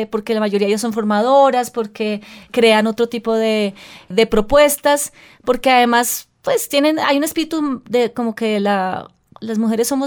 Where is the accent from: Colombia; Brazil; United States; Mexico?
Colombia; eso que nos, que nos debería caracterizar cada vez más como colombianos